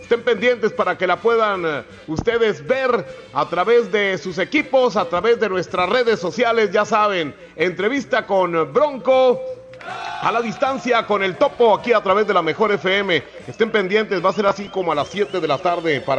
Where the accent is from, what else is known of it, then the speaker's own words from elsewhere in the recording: Spain; así como soy, es que soy español.